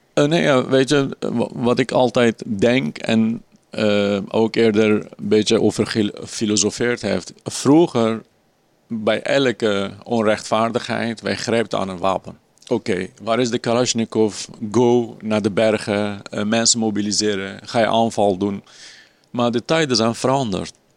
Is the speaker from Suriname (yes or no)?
no; Kurdistan Region, Iraq; Dutch is a second language; also born or lived in Turkey; now in Netherlands; vooral in het noorden van Irak en Koerdistan heb ik gewoond.